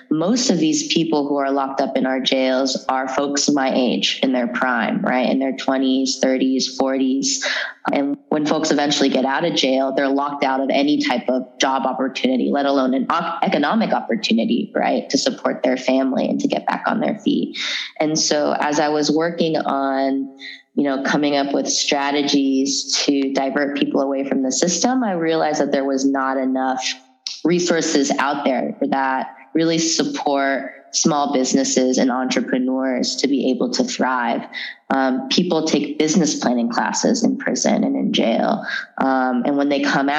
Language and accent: English; San Francisco Bay Area, California, United States; also born or lived in San Jose; I was born in San Francisco and grew up throughout the Bay between San Jose and San Francisco